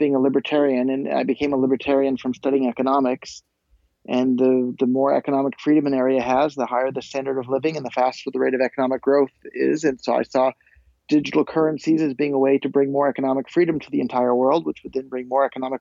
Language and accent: English; Silicon Valley, California, United States; growing up in Silicon Valley